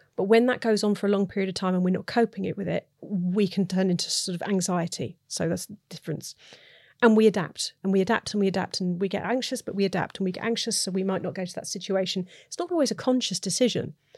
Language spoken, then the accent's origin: English; United Kingdom; I'm British